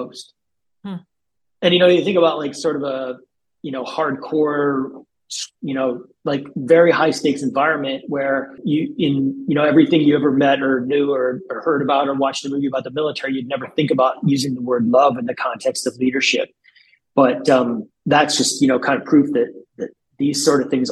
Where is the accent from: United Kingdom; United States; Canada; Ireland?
United States; South Dakota; moved away; I grew up in South Dakota, tiny little town